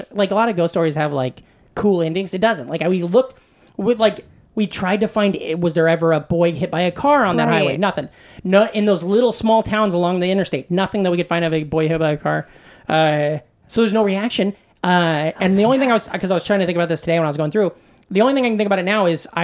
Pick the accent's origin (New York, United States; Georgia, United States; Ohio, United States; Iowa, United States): Iowa, United States; growing up in Iowa, I went to Iowa State University